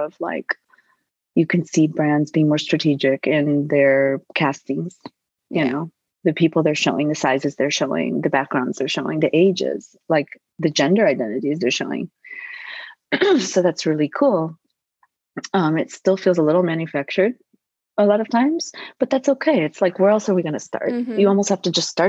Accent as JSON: {"language": "English", "region": "Midwest", "country": "United States", "tie": "born or raised there", "moved": "yes", "lives_now": "New York, United States", "said": "I grew up in the Midwest"}